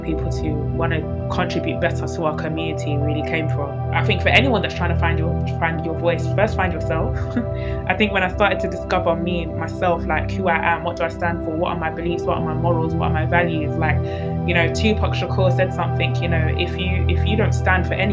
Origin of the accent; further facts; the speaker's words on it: London, United Kingdom; I'm from East London, coming from the borough of Newham. Grew up in a single parent household.